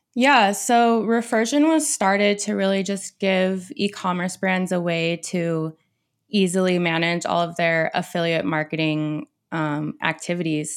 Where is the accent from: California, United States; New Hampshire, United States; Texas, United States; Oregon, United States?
Oregon, United States; Portland; I'm from Central Oregon, but I've been raised in Portland pretty much my whole life